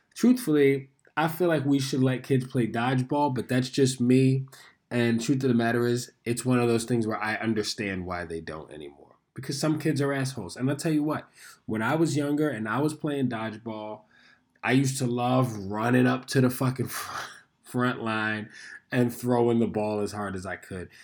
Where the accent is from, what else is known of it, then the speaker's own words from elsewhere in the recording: New York City, New York, United States; I was born and raised in New York City